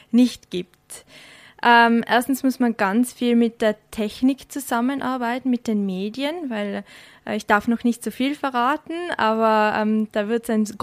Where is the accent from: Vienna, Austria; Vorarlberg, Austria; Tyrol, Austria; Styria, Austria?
Tyrol, Austria; In Tirol. Mhm. Genau, also habe eigentlich ähm, bin in die Schule gegangen in Tirol, äh, aber die ganzen Sommerferien habe ich in Frankreich bei meiner Oma und mit meiner Familie gemeinsam verbracht.